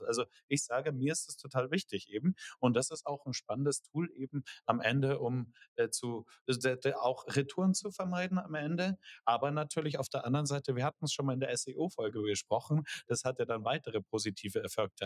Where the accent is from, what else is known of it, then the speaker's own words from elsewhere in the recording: Germany; wir als Deutsche